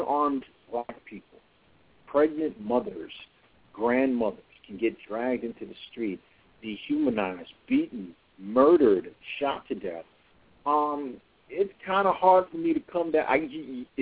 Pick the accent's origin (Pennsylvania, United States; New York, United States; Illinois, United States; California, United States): New York, United States; New York City; I'm from Brooklyn